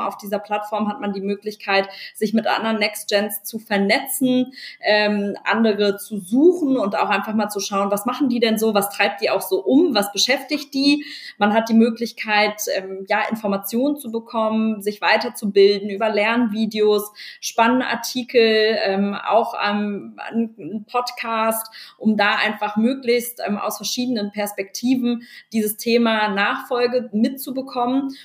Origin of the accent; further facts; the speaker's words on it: Berlin, Germany; also born or lived in Cologne; ich komme aus Berlin, komme aus einer Unternehmerfamilie